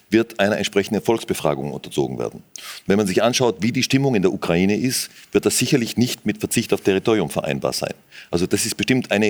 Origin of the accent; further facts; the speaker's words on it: Austria; Natürlich hat man als Österreicher schon irgendwie eine sehr enge Beziehung, zumindest zur Westukraine.